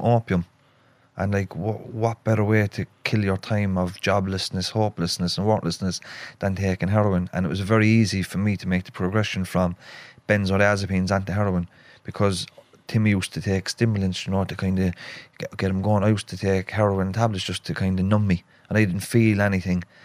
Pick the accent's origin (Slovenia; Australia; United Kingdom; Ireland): Ireland; Cork, Munster; accent: Cork; also born or lived in Dublin; So we moved from Dublin to Cork in 1986 and I was only a few months old into a place called Knocknaheeny, which is on the northwest of Cork City.